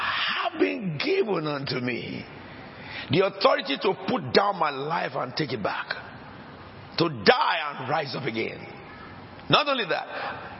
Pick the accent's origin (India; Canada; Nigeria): Nigeria; now in England; I came from Nigeria.